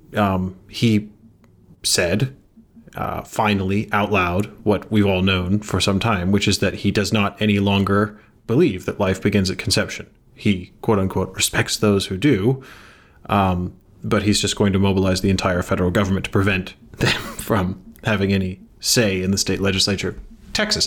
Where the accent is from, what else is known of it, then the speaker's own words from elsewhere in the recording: England, United Kingdom; now in United States; I was not born in Engl-, I was educated there